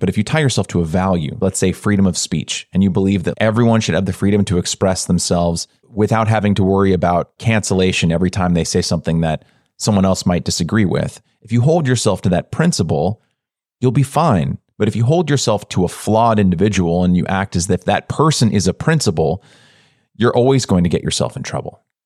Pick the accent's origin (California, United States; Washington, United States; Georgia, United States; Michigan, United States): California, United States; I grew up in a suburb in California